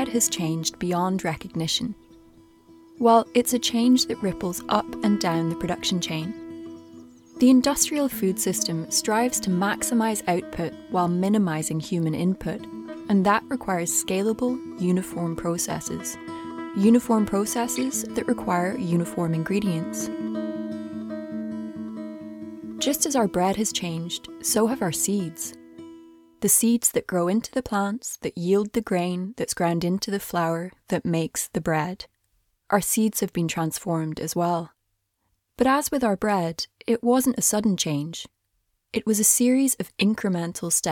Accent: Dunbar, Scotland, United Kingdom; just outside my hometown of Dunbar, on the east coast of Scotland

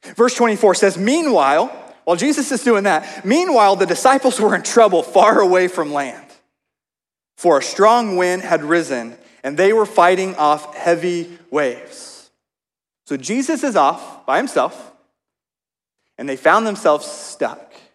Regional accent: Oklahoma, United States; moved away; I grew up in Oklahoma

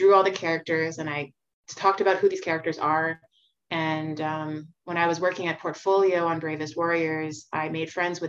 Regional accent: Montreal, Quebec, Canada; I grew up on Melrose Street in Montreal.

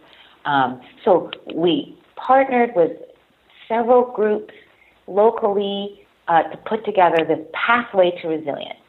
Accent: Farrell, Pennsylvania, United States; moved away; my hometown of Farrell, Pennsylvania

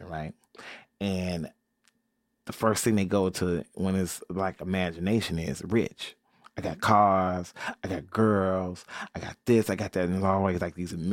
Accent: Chicago, Illinois, United States; my accent, my mom and daddy and them, where they raised me and how they raised me, the churches in me, the disco that's in me, the house that's in me, the Chicago that's in me, the West Side is in me

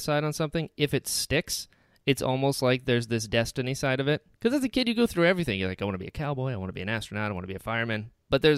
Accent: Florida, United States; I've lived in Florida almost my whole life

